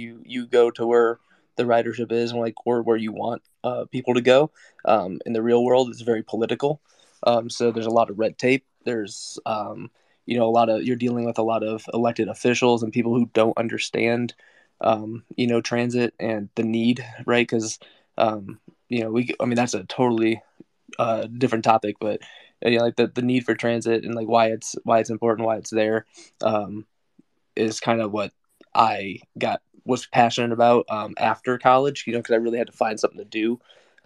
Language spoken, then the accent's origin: English; Iowa, United States; I'm from Iowa, born and raised, so kind of in the heartland of the country, small town guy.